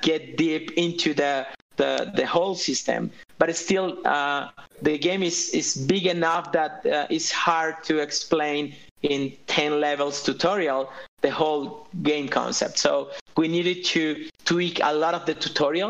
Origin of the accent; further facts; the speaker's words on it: Colombia; because I'm from Colombia